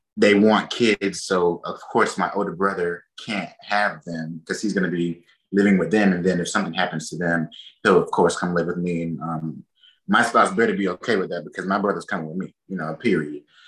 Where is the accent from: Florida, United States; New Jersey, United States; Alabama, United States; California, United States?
Alabama, United States; Enterprise; also born or lived in Mobile, Alabama; I'm from Enterprise, Alabama